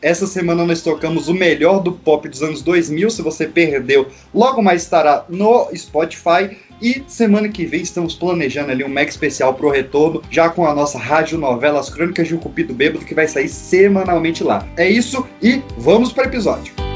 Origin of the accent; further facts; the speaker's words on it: Brazil; Porque eu, onde eu nasci, lá no, no, no, Recanto, que é onde o Caio morou, mora até hoje também